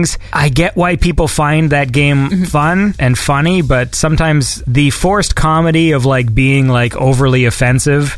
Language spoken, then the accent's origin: English; Canada; I'm Canadian